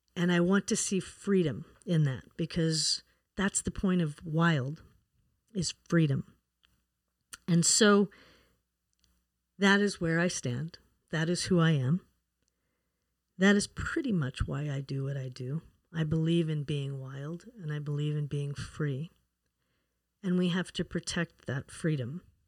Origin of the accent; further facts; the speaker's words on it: Wyoming, United States; moved away; also born or lived in Colorado; I was born and raised in Wyoming